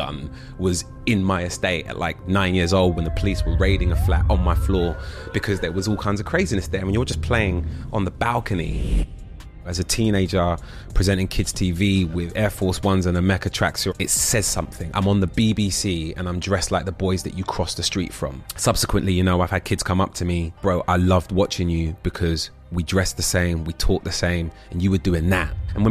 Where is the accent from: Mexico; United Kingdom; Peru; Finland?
United Kingdom; London; I was born on Tottenham Court Road. So London. And I was raised in Holloway. I moved to Southeast London when I was 14, and at 18 I moved out, and I've been a Londoner ever since.